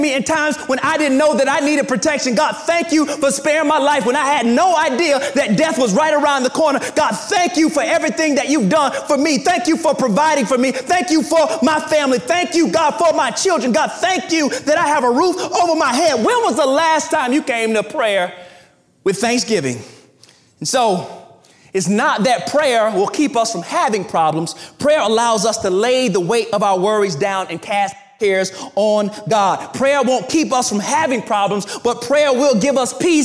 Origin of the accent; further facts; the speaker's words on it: the South, United States; I'm from the South, and my parents are from the South